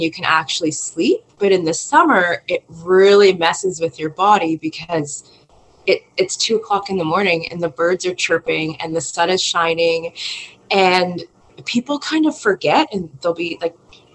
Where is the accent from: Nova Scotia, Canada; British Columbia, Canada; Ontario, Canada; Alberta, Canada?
Nova Scotia, Canada; moved away; I'm originally from Nova Scotia, where there's a lot of moisture in the air